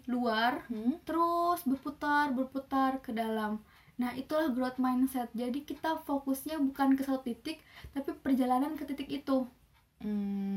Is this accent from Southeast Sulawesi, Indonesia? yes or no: yes; Kendari, Southeast Sulawesi, Indonesia; moved away; also born or lived in Yogyakarta; aku dari Sulawesi dari Kendari